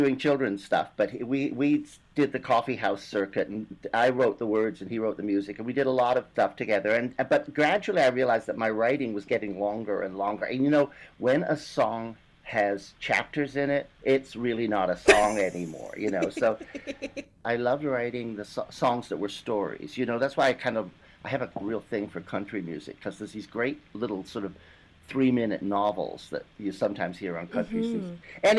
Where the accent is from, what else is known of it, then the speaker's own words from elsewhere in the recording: British Columbia, Canada; also born or lived in England; I was born in England, and I ran away from home a couple of months before my fourth birthday with a tea cozy on my head. This is important. And I ended up in northern British Columbia.